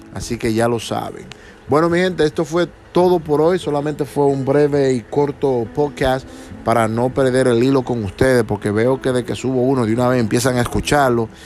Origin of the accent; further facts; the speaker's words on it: Dominican Republic; moved away; mi país, República Dominicana